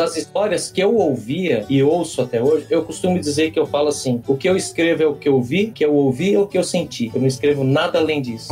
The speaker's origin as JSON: {"language": "Portuguese", "region": "São Paulo", "country": "Brazil", "tie": "born or raised there", "moved": "as an adult", "lives_now": "Lucianópolis, Brazil", "said": "Eu nasci na capital, em São Paulo, capital, zona leste da capital, e fiquei até os 18 anos lá."}